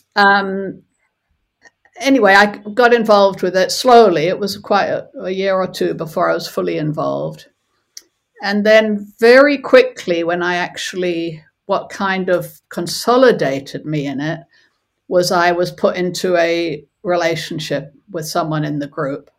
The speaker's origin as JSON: {"language": "English", "country": "South Africa", "tie": "born or raised there", "also_born_or_lived": "California", "moved": "yes", "said": "I was born in South Africa and was from a very young age, from the age of about five, was aware of apartheid"}